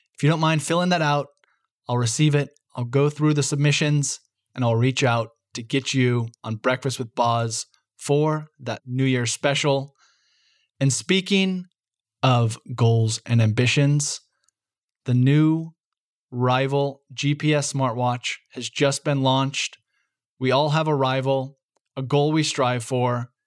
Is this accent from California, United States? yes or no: no; Bend, Oregon, United States; my hometown stage race, the Cascade Cycling Classic